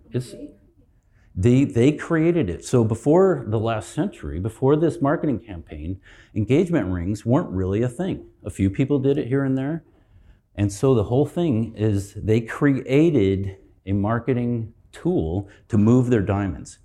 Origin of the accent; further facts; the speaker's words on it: Colorado, United States; I'm from Colorado